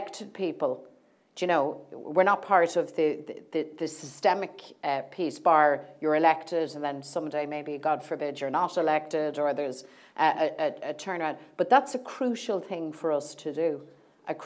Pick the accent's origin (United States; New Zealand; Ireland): Ireland; as Irish people